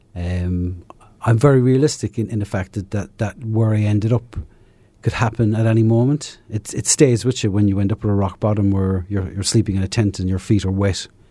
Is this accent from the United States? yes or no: no; south of Ireland, Ireland; moved away; Originally from, uh, south of Ireland